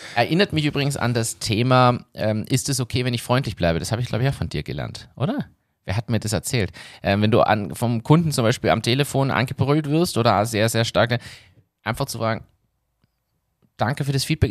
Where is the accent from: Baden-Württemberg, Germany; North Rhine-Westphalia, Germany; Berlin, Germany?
Berlin, Germany; ich bin in Berlin aufgewachsen